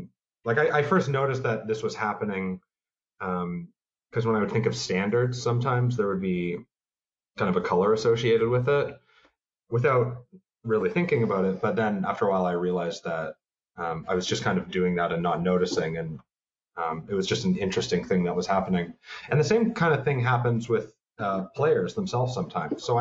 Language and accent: English; Toronto, Ontario, Canada; moved away as an adult; also born or lived in Montreal, Canada; now in New York, United States; I'm from Toronto, Canada.